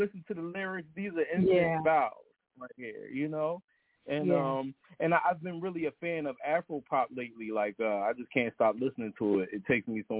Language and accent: English; Philadelphia, Pennsylvania, United States; now in Los Angeles, United States; I grew up in Philadelphia